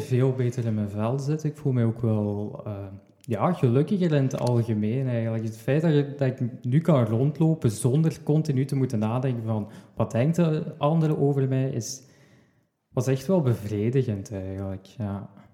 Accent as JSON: {"language": "Dutch", "town": "Sint-Truiden", "region": "Flanders", "country": "Belgium", "said": "Ik kom uit Sint-Truiden"}